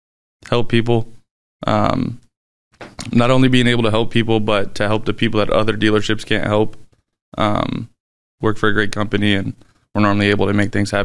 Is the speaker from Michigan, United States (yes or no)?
yes; Niles, Michigan, United States; Niles, Michigan.